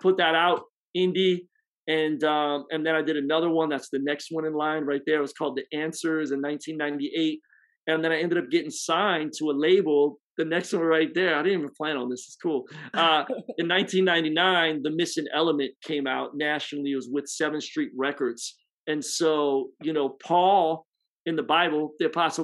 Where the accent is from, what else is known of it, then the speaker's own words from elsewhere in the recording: Philadelphia, Pennsylvania, United States; moved away as an adult; now in Tampa, United States; I'm originally from Philly. Grew up as a pastor's kid